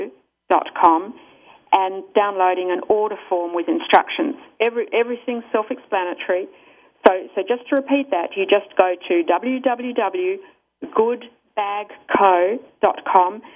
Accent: Australia; accent: Australian; moved away; my country of origin, which you may be able to tell from my accent is Australia

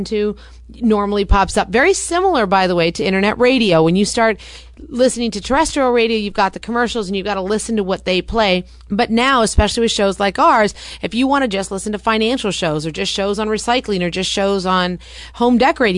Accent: California, United States; I'm from California.

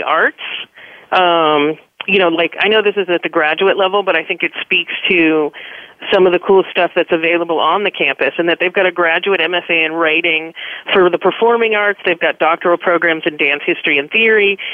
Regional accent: California, United States; growing up in California, the two UCs that I applied to were UC Berkeley and UC Santa Cruz

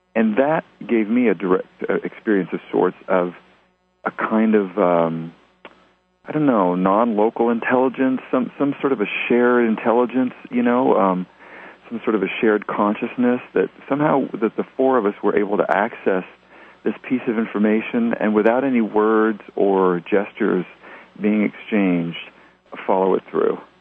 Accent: Tennessee, United States; also born or lived in New Jersey; I was born in New Jersey and grew up in Tennessee

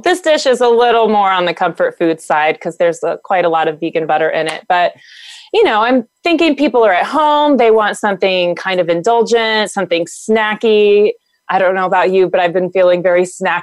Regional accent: the South, United States; I'm from the South

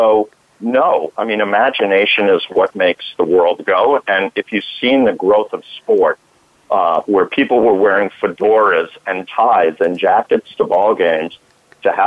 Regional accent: Valley Stream, New York, United States; I'm from Valley Stream, Long Island

